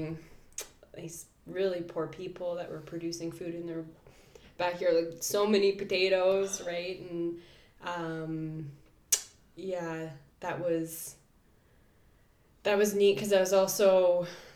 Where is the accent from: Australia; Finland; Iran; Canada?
Canada; Kelowna, British Columbia; I grew up in Kelowna, and my mom was a doctor